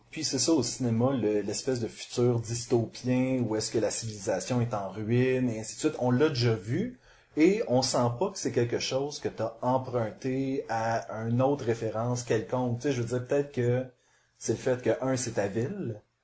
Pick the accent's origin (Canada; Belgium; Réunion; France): Canada; Montreal, Quebec; je suis montréalais